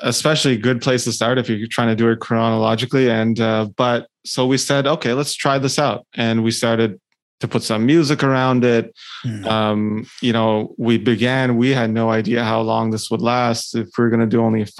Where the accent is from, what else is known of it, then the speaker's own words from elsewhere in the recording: Ottawa, Ontario, Canada; born and raised in Ottawa, actually, outside of like, you know, the capital of Canada